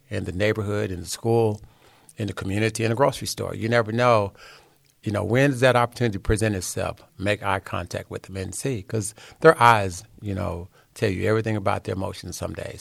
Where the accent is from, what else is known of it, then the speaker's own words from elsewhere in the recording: Hillsboro, Texas, United States; also born or lived in Dallas, Texas; I was born in a little small town called Hillsboro, Texas.